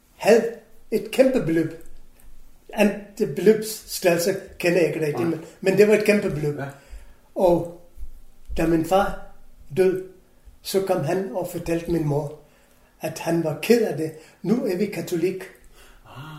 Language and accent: Danish; Kolkata, West Bengal, India; Danish is a second language; moved away as an adult; also born or lived in Goa, India / England; now in Denmark; jeg kommer fra Calcutta